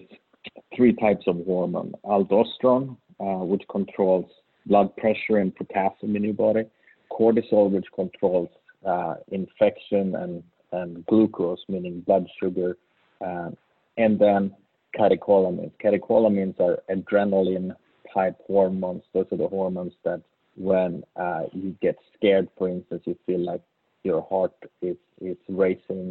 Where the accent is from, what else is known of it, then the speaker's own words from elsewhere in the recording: Sweden; English is a second language; moved away as an adult; also born or lived in Uppsala, Sweden / New Haven, United States; now in Tampa, United States; as you may hear from my accent, I'm really from Sweden